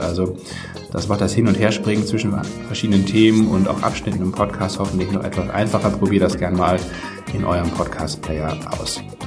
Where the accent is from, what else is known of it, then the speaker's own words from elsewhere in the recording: Northern Germany, Germany; wir kommen ja beide aus Norddeutschland